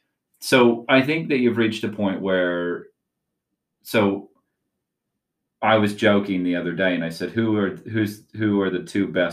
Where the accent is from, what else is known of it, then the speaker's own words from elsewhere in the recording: Utah, United States; I grew up in Utah and I was a Jazz fan.